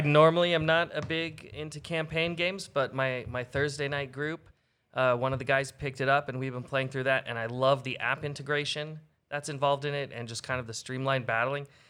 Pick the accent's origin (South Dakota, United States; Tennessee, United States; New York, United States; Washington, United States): Washington, United States; I'm from Washington State as well.